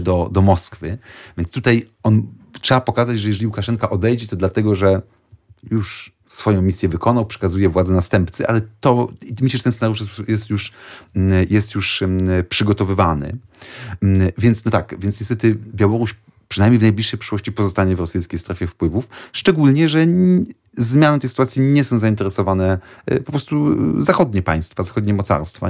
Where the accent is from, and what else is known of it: Poland